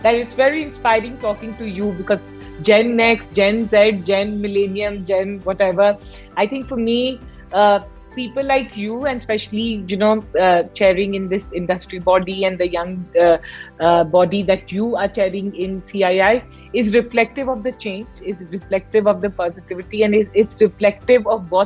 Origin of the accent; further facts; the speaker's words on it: Patna, Bihar, India; I come from Bihar, I come from Patna